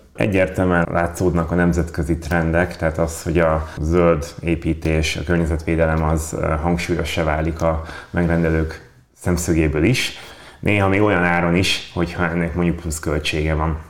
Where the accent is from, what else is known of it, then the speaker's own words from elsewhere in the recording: Veszprém, Veszprém County, Hungary; Ugye én ott nőttem fel.